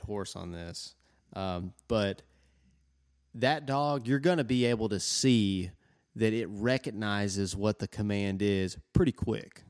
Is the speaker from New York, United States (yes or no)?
no; Tennessee, United States; we're from Tennessee